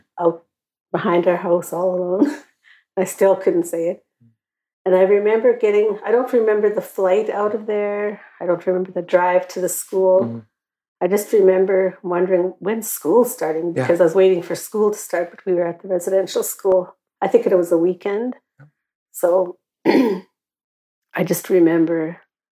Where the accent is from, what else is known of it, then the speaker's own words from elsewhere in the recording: Saskatchewan, Canada; now in British Columbia, Canada; we're from Saskatchewan